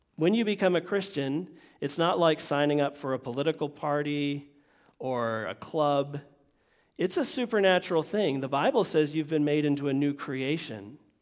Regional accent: Vermont, United States; moved away; also born or lived in Florida; me growing up in Vermont

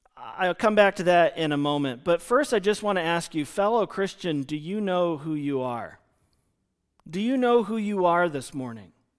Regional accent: United States; I'm an American.

